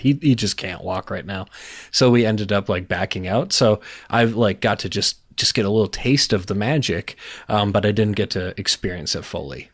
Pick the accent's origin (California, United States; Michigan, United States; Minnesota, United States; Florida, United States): Minnesota, United States; now in North Dakota, United States; I was born in Minnesota